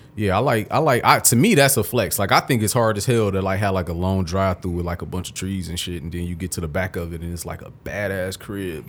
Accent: Detroit, Michigan, United States; growing up in Detroit, you think everywhere is like Detroit and it's not.

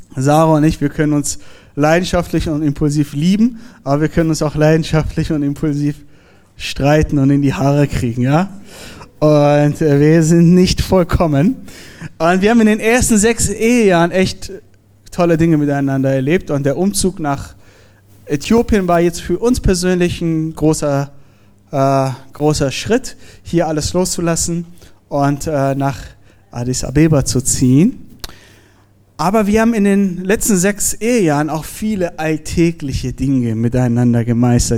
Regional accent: Iran; moved away; ich bin gebürtiger Iraner

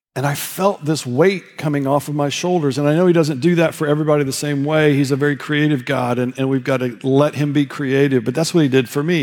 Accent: Indiana, United States; I'm from Indiana

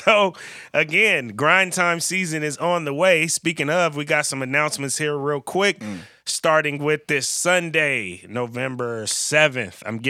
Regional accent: California, United States; now in Pacific Northwest, United States; I'm from California

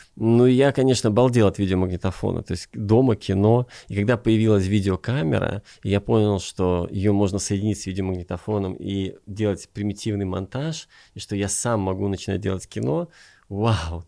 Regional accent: Riga, Latvia; moved away as an adult; also born or lived in Hollywood / Kyiv, Ukraine; now in Ukraine; я сам из Риги, из Латвии

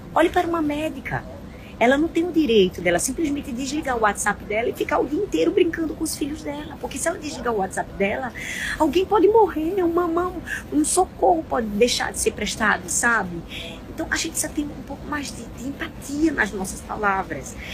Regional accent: Northeast Region, Brazil; eu sou nordestina

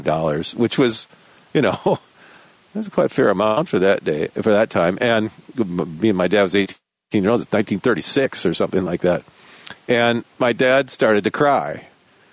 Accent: Detroit, Michigan, United States; I was born and raised in Detroit

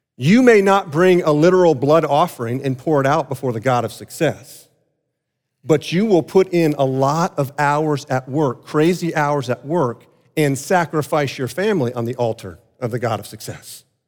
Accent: South Florida, United States; Growing up in South Florida

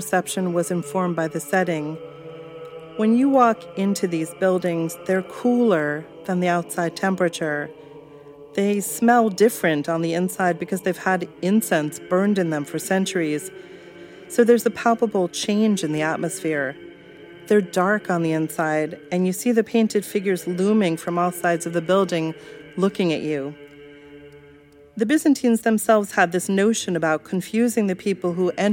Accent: New York, United States; also born or lived in Thessaloniki, Greece; I grew up in New York

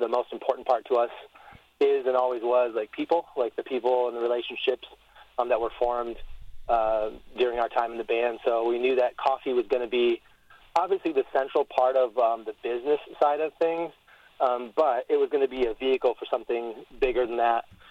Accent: Owosso, Michigan, United States; I grew up in Owosso, Corona area

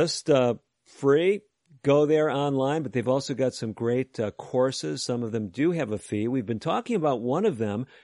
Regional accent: Chicago, Illinois, United States; also born or lived in Oklahoma / northern Indiana; now in Fort Wayne, United States; I grew up actually in the Chicago area

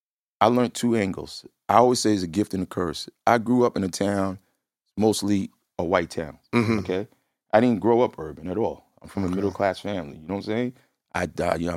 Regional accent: Brentwood, New York, United States; I'm from Brentwood, Long Island. I come from a town where my music, that's all we did was breakdancing and music.

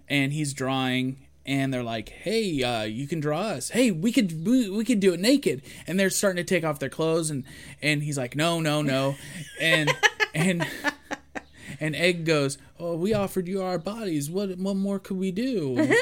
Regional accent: Shelby, Ohio, United States

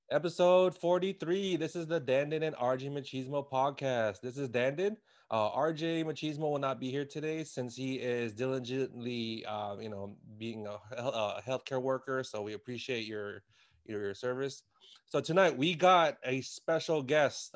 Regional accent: Washington, District of Columbia, United States; I am from Washington, D C.

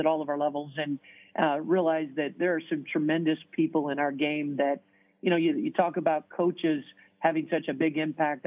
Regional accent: Southern Indiana, United States; moved away as an adult; now in Toledo, United States; I'm from Southern Indiana, and I played at Purdue

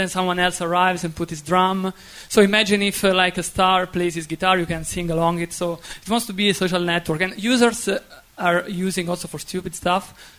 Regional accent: Italy; English is a second language; If you didn't guess from my name that I was Italian, you will realize from my accent.

